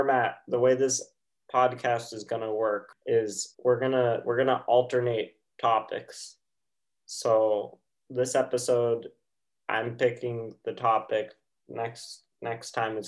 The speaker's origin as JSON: {"language": "English", "town": "New York City", "region": "New York", "country": "United States", "tie": "born or raised there", "said": "I'm from Queens, which is technically on Long Island"}